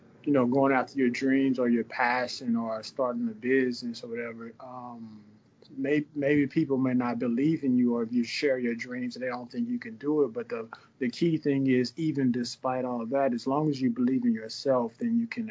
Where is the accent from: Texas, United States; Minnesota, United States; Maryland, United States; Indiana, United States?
Texas, United States; now in Atlanta, United States; I'm an artist. I'm originally from Texas, but currently in Atlanta, Georgia.